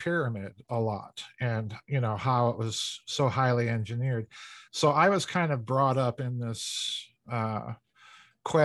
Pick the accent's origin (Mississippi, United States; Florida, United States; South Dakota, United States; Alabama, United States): South Dakota, United States; I'm a hack from South Dakota